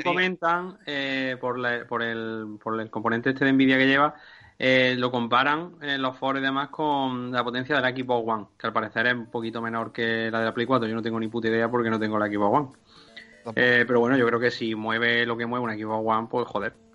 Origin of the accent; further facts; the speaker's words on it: Andalusia, Spain; le estemos corrigiendo los de Andalucía